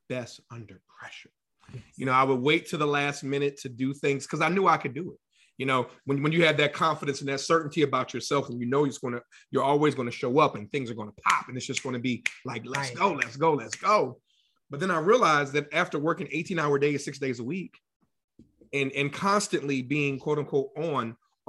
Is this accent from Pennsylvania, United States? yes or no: yes; Philadelphia, Pennsylvania, United States; born or raised there; now in Atlanta, United States